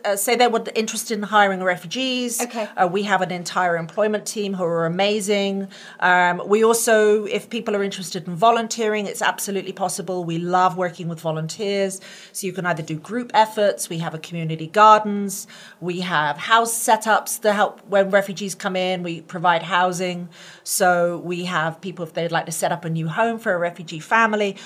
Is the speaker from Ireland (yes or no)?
no; United Kingdom; now in United States; being a Brit and an American, I became an American in 2015